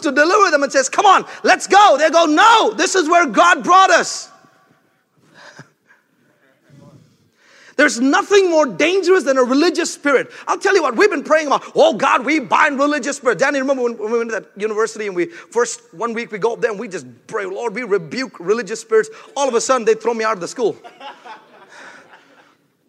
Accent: India; moved away; I'm from India

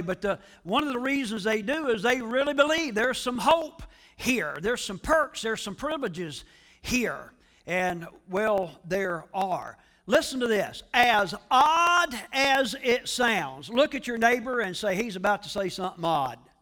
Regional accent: United States

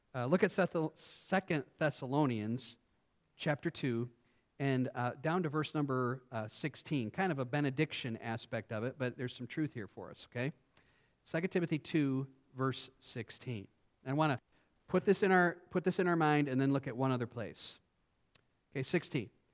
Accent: United States; we as American Christians

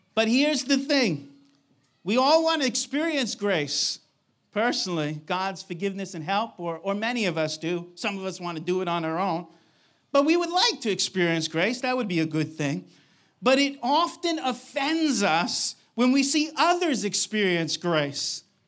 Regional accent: New York, United States; moved away; I'm from New York

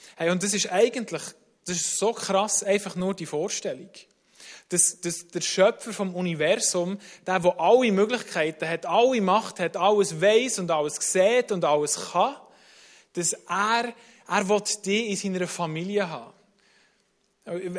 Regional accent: Bern, Switzerland; accent: Bernese German; also born or lived in United States / Germany; Ich bin in Amerika auf die Welt gekommen, dort aufgewachsen, acht Jahre, und dann, äh, meine Mutter Schweizerin, und dann in die Schweiz gekommen.

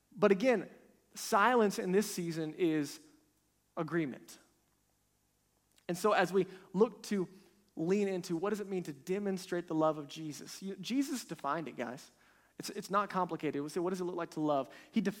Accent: United States; our nation, America

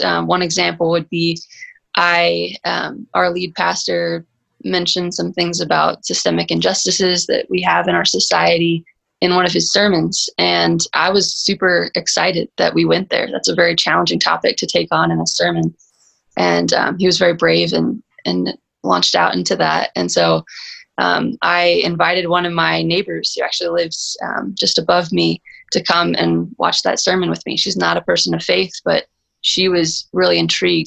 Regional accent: Texas, United States; moved away as an adult; now in Colorado Springs, United States; I'm originally from Texas, but moved out here almost two years ago

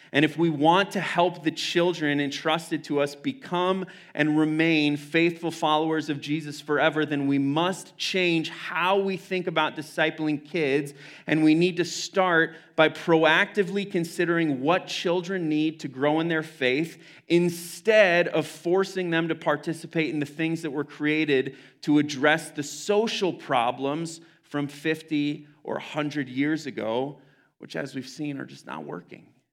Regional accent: United States; as an American Christian community

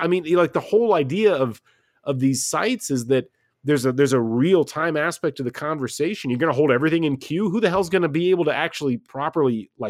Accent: West Lafayette, Indiana, United States; I grew up in West Lafayette, Indiana, out in the country, and I was an IU basketball fan

